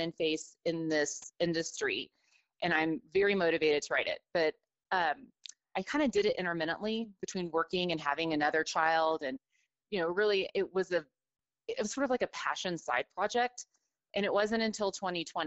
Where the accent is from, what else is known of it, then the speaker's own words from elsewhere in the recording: Houston, Texas, United States; I grew up in Houston